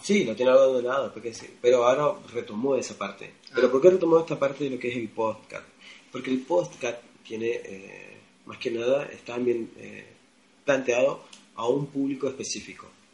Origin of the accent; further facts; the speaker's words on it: Argentina; yo argentino